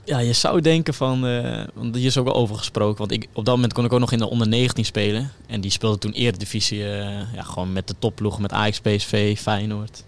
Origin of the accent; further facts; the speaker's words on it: Delfzijl, Groningen, Netherlands; ik kom uit Delcel